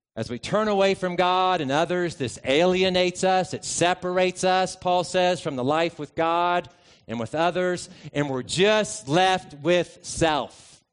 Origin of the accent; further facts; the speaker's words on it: United States; also born or lived in Lexington; I'm an American ethnically